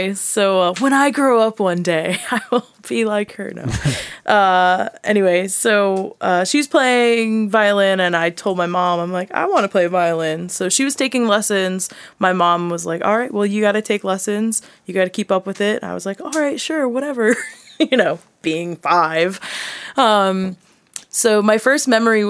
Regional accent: Connecticut, United States; moved away as an adult; also born or lived in South Carolina / Morro Bay, California; now in Burbank, United States; I was born in Connecticut. Lived there and grew up there

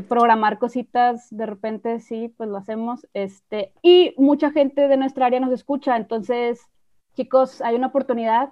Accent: Mexico; nosotros somos de México

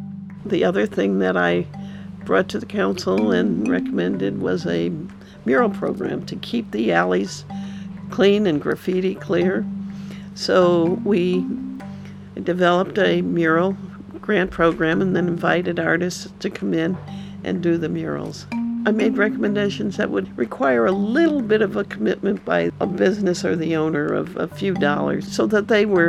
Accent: California, United States; now in Santa Cruz, United States; live in Santa Cruz, have lived here for over 30 years, and came here as a result of the earthquake. I came from Southern California.

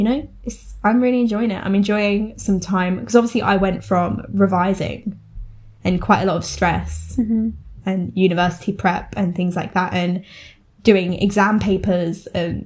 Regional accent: Essex, East of England, United Kingdom; accent: Essex; we're from Essex

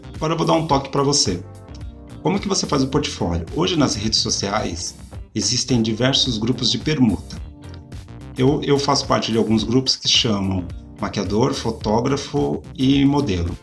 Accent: São Paulo, Brazil; Vocês sabem que eu sou de São Paulo

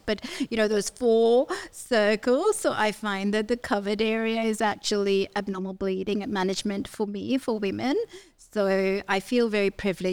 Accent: Nigeria; moved away as an adult; now in Australia; I grew up in Nigeria. So I did my medical degree there, and then I've done all my training in Australia

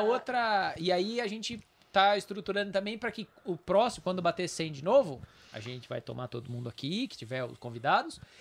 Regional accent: São Paulo, Brazil; moved away as an adult; now in Amparo, Brazil; eu não sou de Amparo, né? Eu sou de São Paulo, mas moro aqui já desde

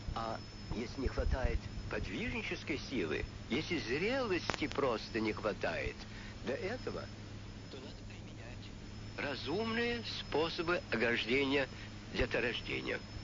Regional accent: Russia; у нас на родине

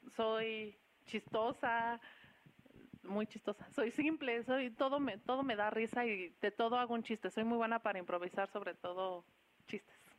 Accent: Querétaro, Mexico; also born or lived in Mexico City; soy orgullosamente chilanga, soy queretana y radico aquí desde los cinco años

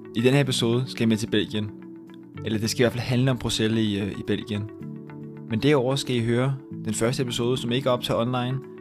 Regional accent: Rødovre, Capital Region of Denmark, Denmark; jeg kommer selv fra, fra Rødovre af

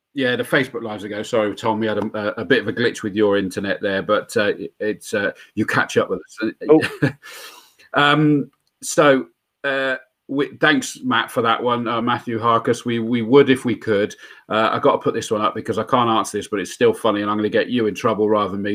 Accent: Yate, South West England, United Kingdom; now in Swindon, United Kingdom; I still only live in Swindon now. I grew up in Yate, the other side, Yater

